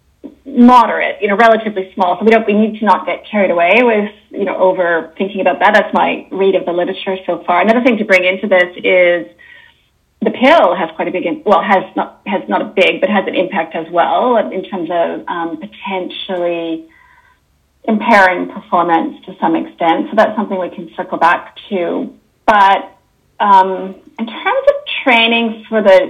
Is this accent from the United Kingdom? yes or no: no; Canada; accent: Canadian; moved away as an adult; also born or lived in Toronto, Canada / Sydney, Australia; now in New Zealand; as you can probably hear from my accent, I'm Canadian